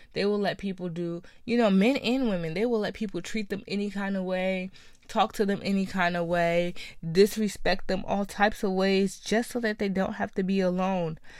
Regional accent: New Jersey, United States; I'm from New Jersey

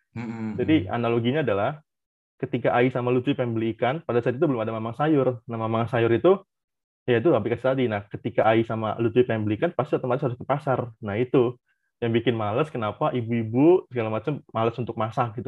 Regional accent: Cirebon, West Java, Indonesia; Aku dari Cirebon

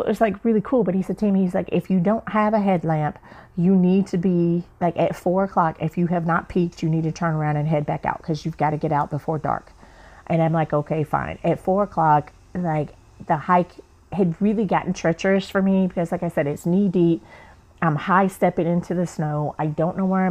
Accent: the South, United States; moved away as an adult; also born or lived in Atlanta; now in San Diego, United States; I'm from the South

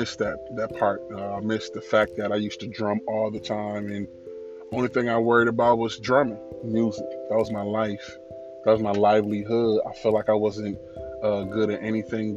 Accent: Illinois, United States; I'm from Illinois

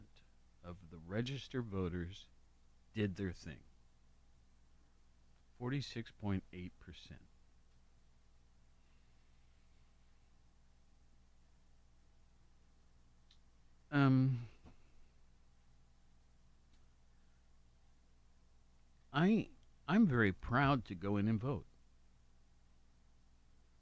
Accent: Worthington, Ohio, United States; now in Athens County, United States; I grew up in Worthington. So, Franklin County.

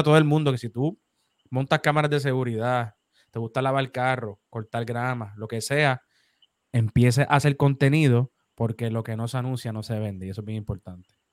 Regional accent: Puerto Rico; yo soy el puertorriqueño más joven con una firma en todo Puerto Rico

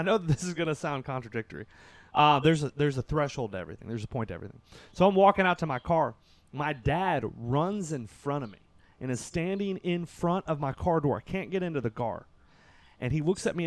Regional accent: Kentucky, United States; I'm from Kentucky

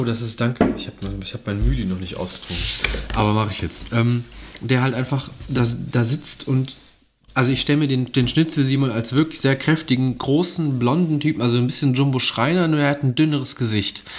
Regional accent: Mönchengladbach, North Rhine-Westphalia, Germany; Ich komme aus Mönchengladbach

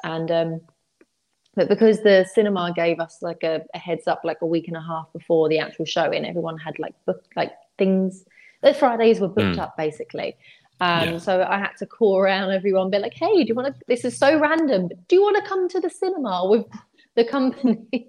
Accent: London, United Kingdom; accent: Cockney

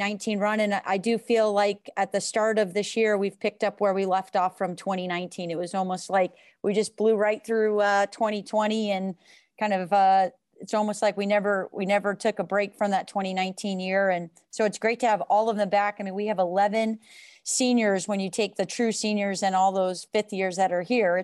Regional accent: West Coast, United States; moved away as an adult; now in Ann Arbor, United States; I'm from the West Coast, born and raised

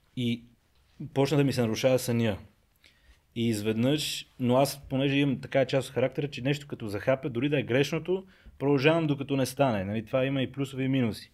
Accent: Pazardzhik, Pazardzhik Province, Bulgaria; Аз съм роден в Пазарджик, там съм израснал

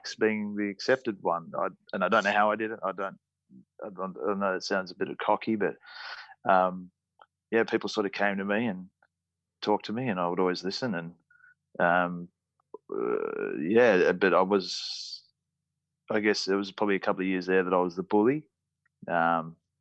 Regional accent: Sydney, New South Wales, Australia; I was born in Northern Beaches of Sydney, so probably about 15, 20 minutes from Manly. Brought up with a sibling of 5

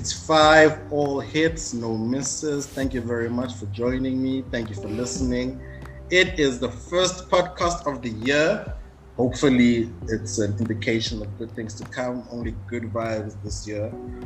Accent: Johannesburg, Gauteng, South Africa; born and raised in Joburg, family is from Northwest originally, so I'm Tswana.

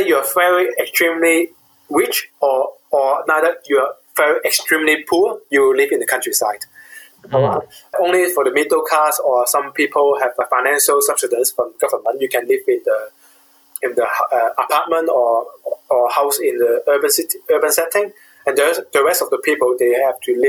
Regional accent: Hong Kong; moved away; I was born during the British colony period. At that time, UK government preserved about 80% of the countryside in Hong Kong as a preserve

